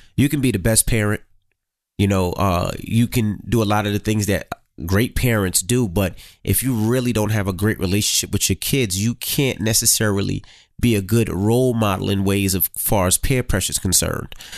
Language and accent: English; New York City, New York, United States; growing up in Queens, you seen a lot of street life